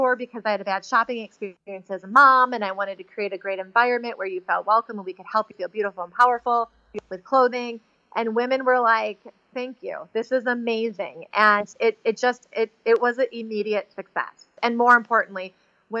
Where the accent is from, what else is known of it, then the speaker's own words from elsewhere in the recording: Chicago, Illinois, United States; I was raised in Chicago.